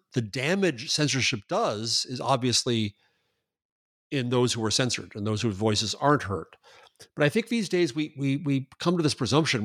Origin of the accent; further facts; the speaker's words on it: United States; I'm an American